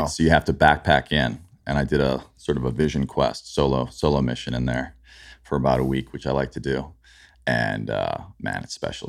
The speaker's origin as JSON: {"language": "English", "town": "Chicago", "region": "Illinois", "country": "United States", "tie": "born or raised there", "also_born_or_lived": "New York", "moved": "yes", "said": "where I grew up in Chicago"}